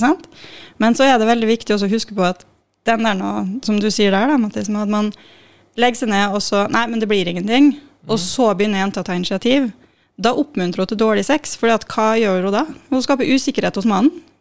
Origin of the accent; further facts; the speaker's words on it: Molde, Møre og Romsdal, Norway; moved away as an adult; also born or lived in Trondheim; jeg er fra Molde, Molde, ja. men jeg har vokst opp litt utafor mot min vilje.